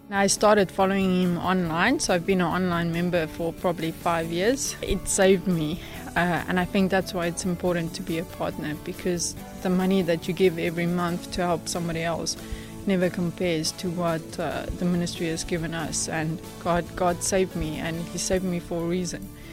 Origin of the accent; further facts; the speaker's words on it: South Africa; I am from South Africa